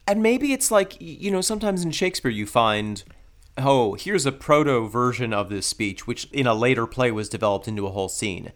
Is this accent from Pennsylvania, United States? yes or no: no; upstate New York, United States; born or raised there